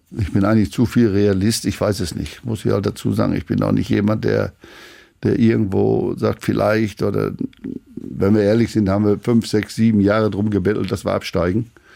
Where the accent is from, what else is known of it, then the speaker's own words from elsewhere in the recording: Schleswig-Holstein, Germany; Wir sind ja Schleswig-Holsteiner.